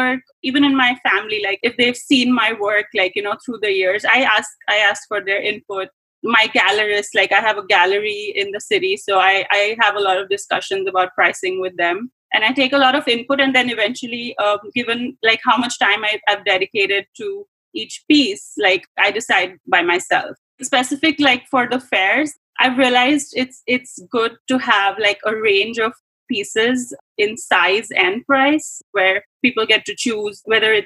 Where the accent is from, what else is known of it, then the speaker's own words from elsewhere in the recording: India; moved away as an adult; I grew up in India